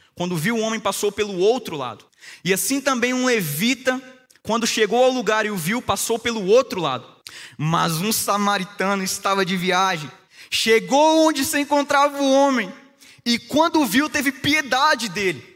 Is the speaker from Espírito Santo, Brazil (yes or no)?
yes; Espírito Santo, Brazil; lá no Espírito Santo, lá no meu estado